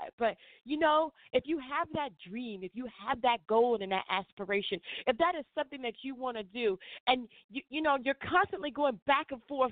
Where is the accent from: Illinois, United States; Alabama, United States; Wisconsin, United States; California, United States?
Illinois, United States; Chicago; I'm from Chicago.